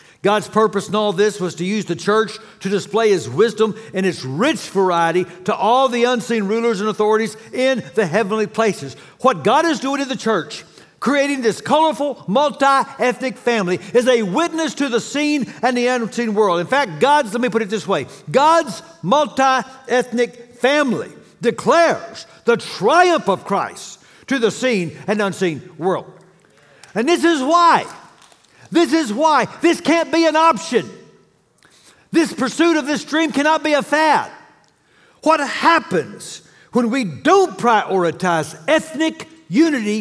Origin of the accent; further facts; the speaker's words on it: Dallas, Texas, United States; I grew up in Dallas